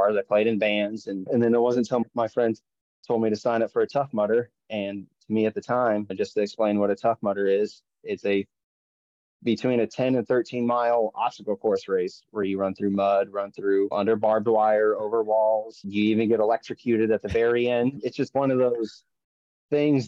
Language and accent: English; Westmoreland, Kansas, United States; also born or lived in Manhattan, Kansas / Topeka, Kansas; I grew up north of Manhattan in a little town called Westmoreland